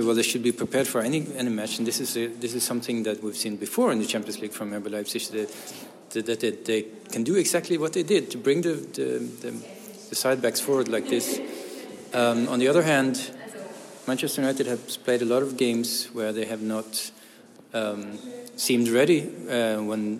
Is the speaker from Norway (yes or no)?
yes; Norway; now in Berlin, Germany; As a Norwegian